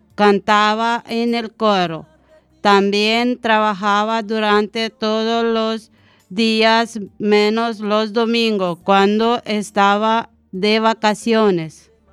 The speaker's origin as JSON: {"language": "Spanish", "country": "Romania", "tie": "born or raised there", "second_language": "Spanish", "moved": "yes", "lives_now": "Spain", "said": "mi infancia en Rumanía"}